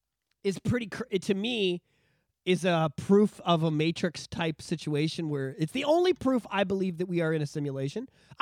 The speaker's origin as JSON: {"language": "English", "country": "Canada", "said": "And as a Canadian, you feel superior to that, right?"}